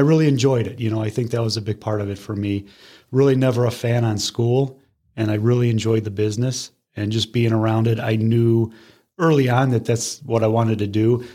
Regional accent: Parma, Ohio, United States; now in Brecksville, United States; I grew up in uh, Parma, born and raised

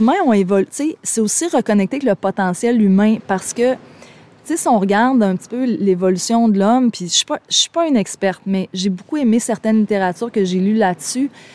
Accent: Gaspésie, Quebec, Canada; je viens de la Gaspésie, c'est mes racines

